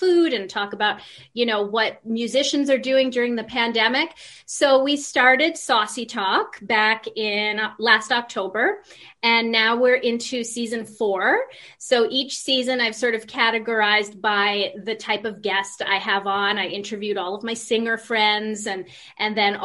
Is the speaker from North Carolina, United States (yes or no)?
no; New York, United States; also born or lived in Argentina; now in Canada; I'm from the Big Apple